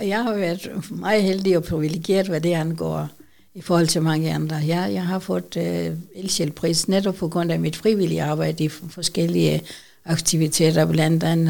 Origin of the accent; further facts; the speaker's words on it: Pakistan; Danish is a second language; moved away as an adult; now in Odense, Denmark; jeg kommer fra Pakistan, øh, starten af 1970